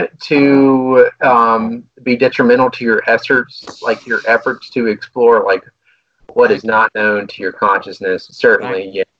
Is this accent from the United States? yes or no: yes; United States